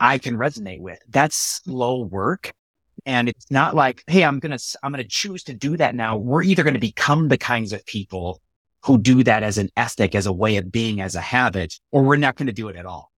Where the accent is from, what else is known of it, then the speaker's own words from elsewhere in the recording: United States; I'm a U S American